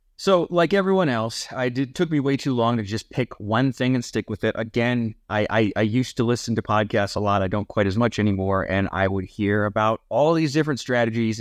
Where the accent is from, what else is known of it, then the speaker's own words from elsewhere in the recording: near Cleveland, Ohio, United States; moved away; growing up near Cleveland